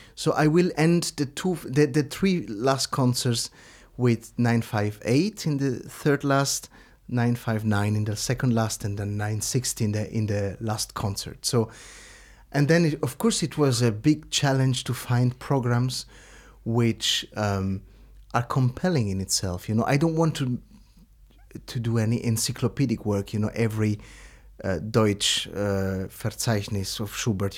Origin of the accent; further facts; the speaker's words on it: Lugano, Ticino, Switzerland; my hometown in Lugano